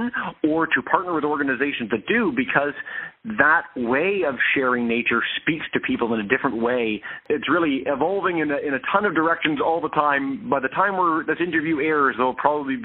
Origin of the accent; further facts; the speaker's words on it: Toronto, Ontario, Canada; I grew up in Toronto, Ontario, Canada, so the biggest city in the country